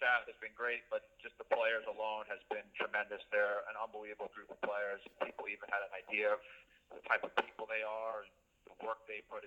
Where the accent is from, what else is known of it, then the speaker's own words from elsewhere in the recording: Long Island, New York, United States; moved away as an adult; also born or lived in Charlotte; I grew up on Long Island